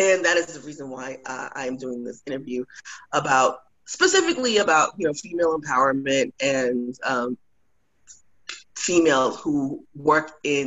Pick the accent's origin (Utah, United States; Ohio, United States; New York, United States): New York, United States; New York City; also born or lived in Florida / Atlanta, Georgia; now in Austin, United States; I'm originally from Brooklyn, New York, born from Haitian immigrants.